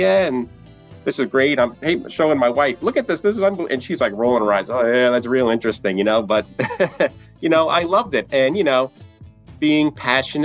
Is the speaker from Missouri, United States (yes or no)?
no; New York City, New York, United States; now in Litchfield Hills, Connecticut, United States; I was born in Brooklyn